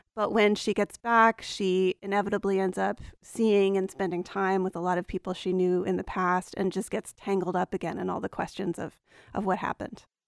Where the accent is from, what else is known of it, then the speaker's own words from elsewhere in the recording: Appalachia, United States; So I grew up in Appalachia. My family goes back generations there. I grew up in a college town